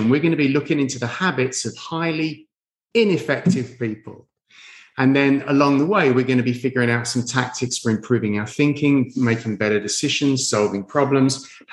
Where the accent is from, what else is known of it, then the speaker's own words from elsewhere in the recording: London, United Kingdom; moved away as an adult; also born or lived in Orlando; I'm from London.